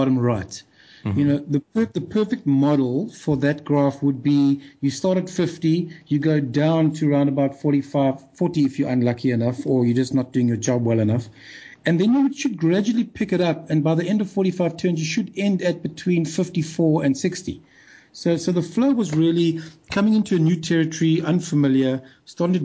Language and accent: English; South Africa; I'm South African